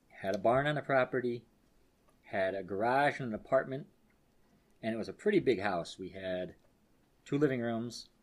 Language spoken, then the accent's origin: English; New York, United States; moved away as an adult; also born or lived in Schenectady / Mechanicville / Berlin, New York; now in Florida, United States; I am from New York